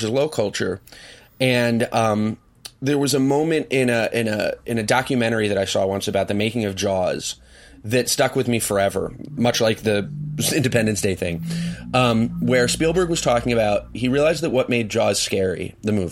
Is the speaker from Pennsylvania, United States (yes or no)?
yes; Swarthmore, Pennsylvania, United States; I grew up in Swarthmore, which is a wonderful town full of wonderful people